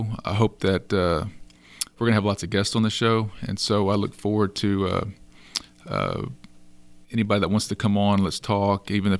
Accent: Schulenburg, Texas, United States; also born or lived in Austin; So I grew up here in Schulenburg, where we're hosting the podcast show today, and I moved off to Austin for 15 years, met my wife, grew a family, moved back here 3 years ago.

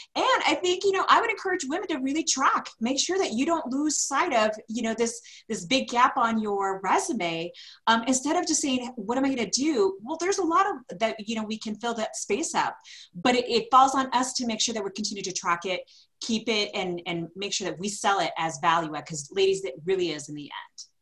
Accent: California, United States; moved away as an adult; now in Denver, United States; I'm originally from California, moved out to Denver, now cementing roots here 19 years later

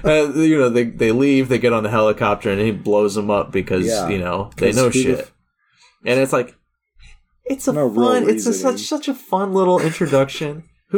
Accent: United States; because I'm American.

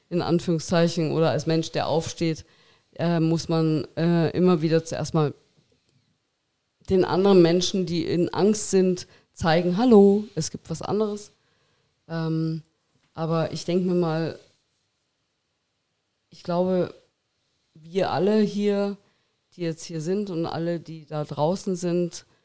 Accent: Miesbach, Bavaria, Germany; Miesbach, ja, Aus ja. Miesbach, genau.

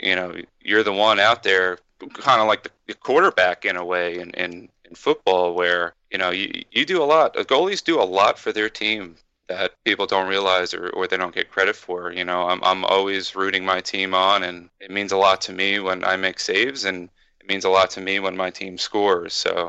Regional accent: New Jersey, United States; moved away as an adult; also born or lived in Florida; now in New York, United States; I'm born and raised in New Jersey in a place called Monmouth County, and then I moved down to Florida for a few years, and then when I met my wife, that's what actually brought me to New York.

